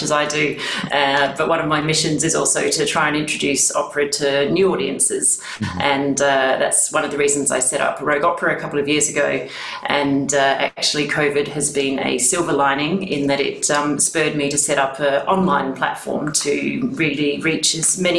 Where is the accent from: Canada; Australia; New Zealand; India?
Australia; Adelaide, South Australia; accent: Aussie; moved away as an adult; now in United Kingdom; I'm from Australia, if anyone can spot the accent. So just a hint. I've been in the UK now for over 20 years, but I'm still holding firm to the Aussie accent.